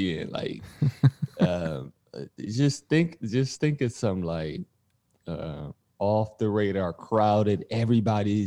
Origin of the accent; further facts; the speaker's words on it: Detroit, Michigan, United States; Born and raised in Detroit, Michigan, in the inner city